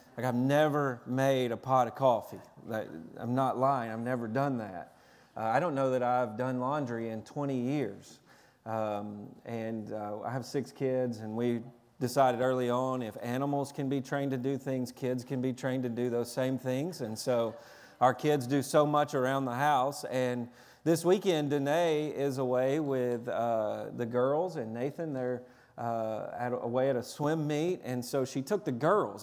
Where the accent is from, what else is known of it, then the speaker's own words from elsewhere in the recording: Tennessee, United States; I'm from Tennessee. I was raised on fried chicken, cornbread, biscuits and gravy, uh, sweet tea